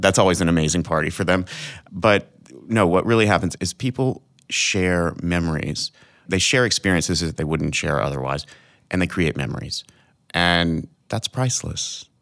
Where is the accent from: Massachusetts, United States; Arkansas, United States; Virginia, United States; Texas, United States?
Arkansas, United States; moved away; I'm from Arkansas